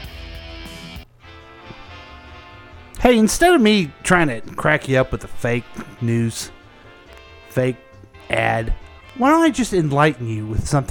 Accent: Kansas City, Missouri, United States; we're all from Kansas City

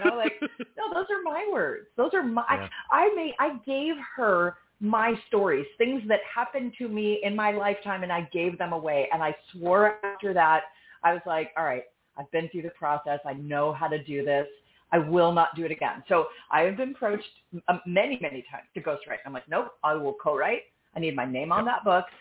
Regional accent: New York City, New York, United States; now in Austin, United States; I'm from New York uh, born, you know, in the city. I lived there again in my 20s. Now I live in Austin

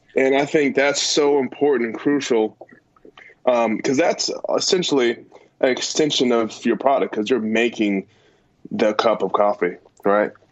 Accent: California, United States; I was born and raised in California.

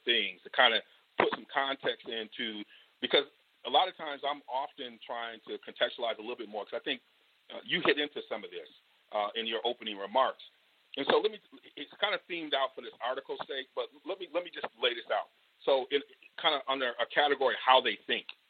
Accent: Michigan, United States; You and I growing up in Michigan

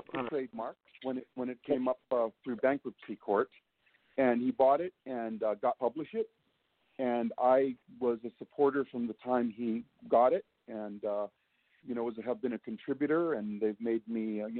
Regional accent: Hawaii, United States; moved away; I'm from Hawaii

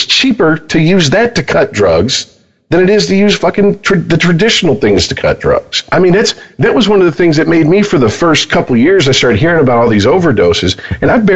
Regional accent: United States; we're American

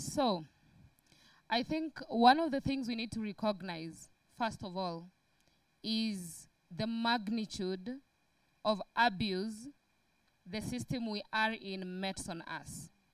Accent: Kenya; me being a Kenyan

